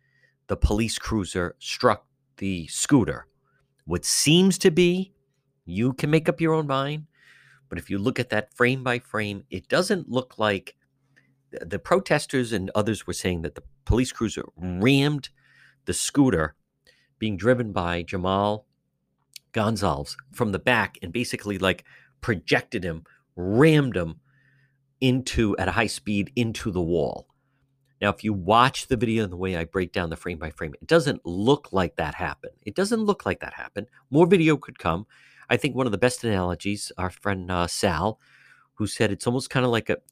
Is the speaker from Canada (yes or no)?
no; Cranston, Rhode Island, United States; I'm originally from Cranston. I grew up in the Edgewood area